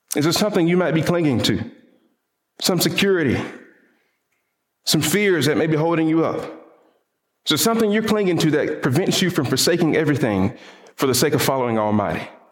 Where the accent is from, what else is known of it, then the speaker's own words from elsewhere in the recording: the Bible Belt South, United States; I grew up in the Bible Belt South, where all of us apparently know Jesus